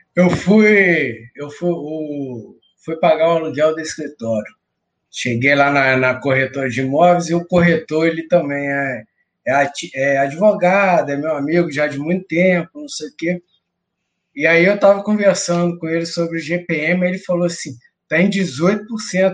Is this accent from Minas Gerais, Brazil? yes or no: yes; Cataguases, Minas Gerais, Brazil; Cataguases, Minas Gerais, perto de Juiz de Fora